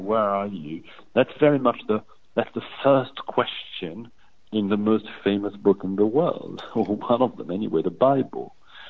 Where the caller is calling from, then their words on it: London, United Kingdom; I'm calling from London